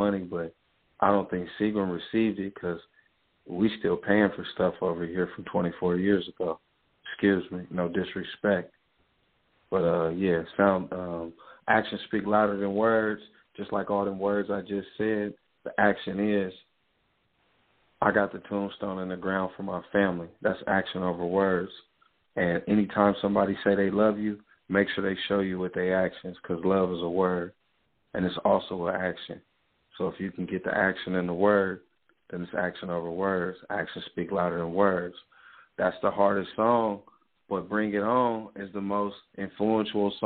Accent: Sacramento, California, United States; also born or lived in Oakland, California; I'm really from Sacramento

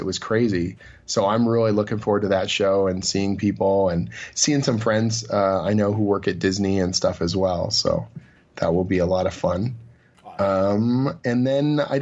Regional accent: Oshawa, Ontario, Canada; now in Toronto, Canada; my hometown

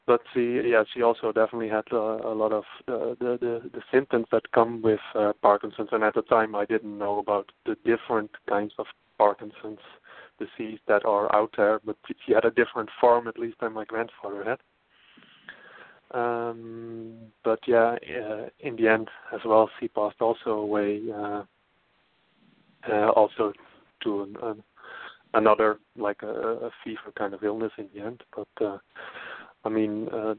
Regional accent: Friesland, Netherlands; moved away as an adult; also born or lived in Amsterdam, Netherlands; now in Portland, United States; I am originally from the Netherlands. I grew up in the northern part of the Netherlands, the Frisian part.

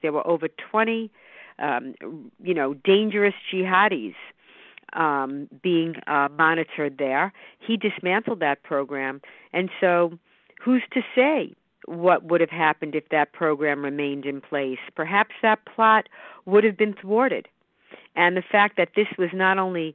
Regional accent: New York, United States; being a New Yorker

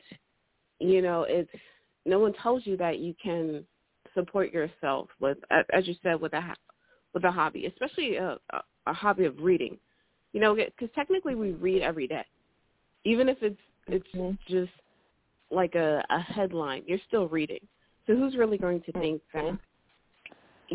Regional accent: New Jersey, United States; I'm from New Jersey

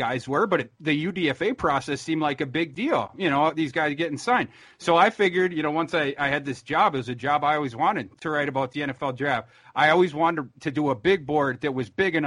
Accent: Minnesota, United States; I'm from Minnesota

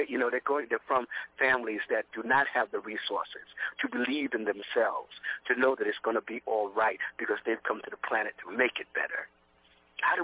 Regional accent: New York City, New York, United States; I was a kid from Brooklyn. I'm a kid from Brooklyn.

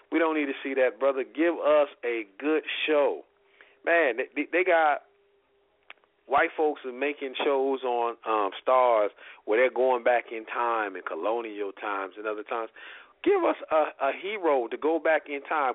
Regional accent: South Bend, Indiana, United States; I'm from South Bend

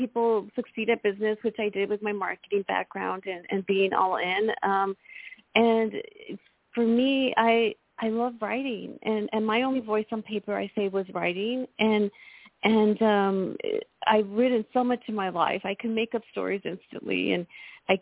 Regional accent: El Paso, Texas, United States; a girl who grew up very poor, very shy, and felt like the odds were against her, you know, being in a Hispanic community growing up in El Paso, Texas

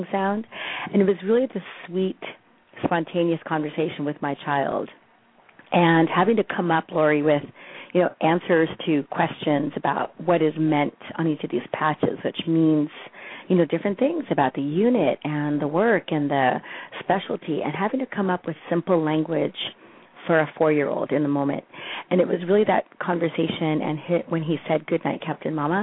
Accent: Colorado, United States; moved away; also born or lived in Texas / Berkeley, California; My parents came from Mexico. I was born in Texas. I was raised in Colorado

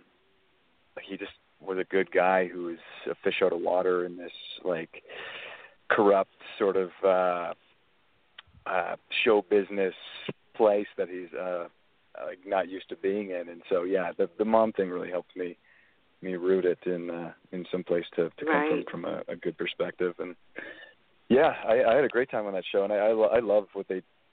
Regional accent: Alberta, Canada; I'm from Alberta, Canada, which is sort of like the Texas of Canada.

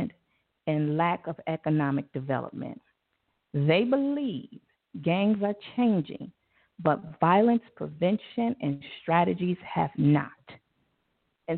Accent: Chicago, Illinois, United States; I'm from Inglewood

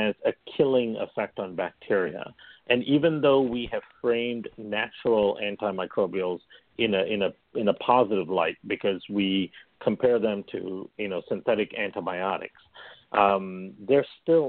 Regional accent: Malaysia; also born or lived in India; now in Chicago, United States; I come from Malaysia originally in India. So, you know, we in Malaysia, we consume coconut all the time. And in India, of course, we consume coconut all the time. We had two big coconut trees by our house.

